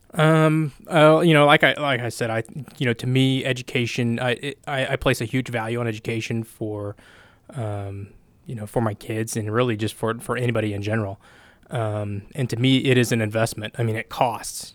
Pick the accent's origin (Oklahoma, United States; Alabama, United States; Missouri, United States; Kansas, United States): Oklahoma, United States; I grew up here. I'm from Oklahoma